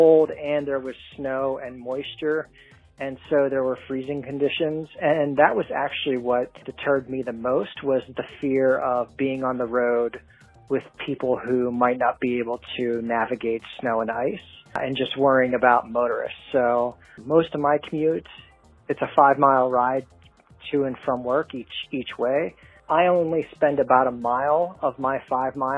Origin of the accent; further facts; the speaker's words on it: Pittsburgh, Pennsylvania, United States; I'm from Pittsburgh, Pennsylvania